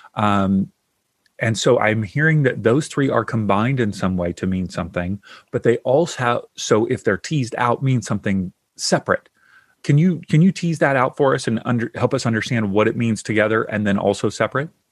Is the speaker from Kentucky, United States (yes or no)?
yes; Kentucky, United States; now in Southern California, United States; I grew up in the South in Kentucky and so I grew up with, you know, lots of Southern food